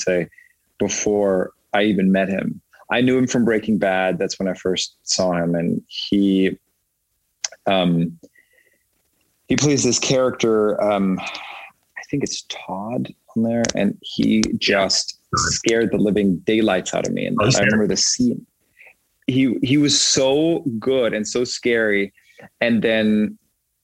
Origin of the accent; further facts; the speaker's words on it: Germany; moved away; also born or lived in Austria; I'm German, born and raised. I was born in Austria, raised in Germany. And I speak German, obviously.